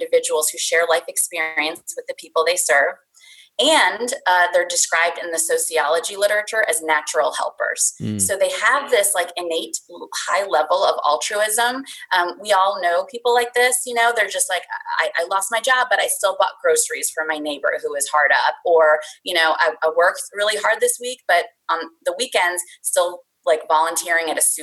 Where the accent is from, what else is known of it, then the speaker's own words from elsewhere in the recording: India; now in Pennsylvania, United States; my background is, you know, I'm from India.